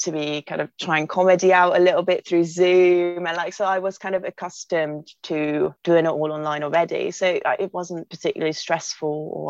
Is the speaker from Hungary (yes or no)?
yes; Hungary; now in Bristol, United Kingdom; I'm originally from Hungary, but moved to England to kind of help me have a better future